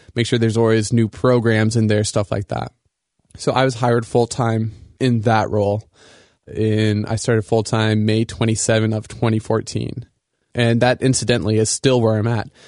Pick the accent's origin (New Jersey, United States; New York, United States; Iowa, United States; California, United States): Iowa, United States; Sioux City; moved away as an adult; now in Grand Rapids, United States; I grew up in Iowa, uh, and I think Iowa is a really great place to grow up